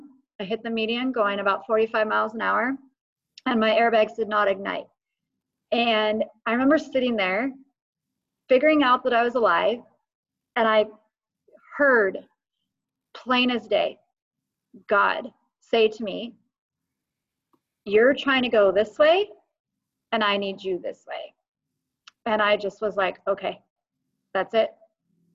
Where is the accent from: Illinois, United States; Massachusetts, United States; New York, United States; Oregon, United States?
Oregon, United States; Eugene; I grew up in Faith Center, Eugene